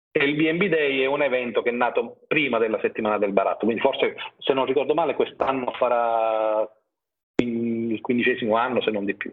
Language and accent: Italian; Sicily, Italy; io sono siciliano, ma la Sicilia è un mondo eh, un mondo intero